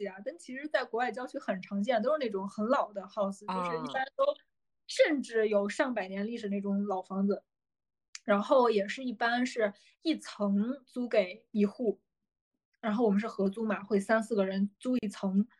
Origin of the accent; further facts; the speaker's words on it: China; 因为我们中国人比较在意内衣啊，什么鞋子、袜子啊，都跟我们其他的衣服要分开洗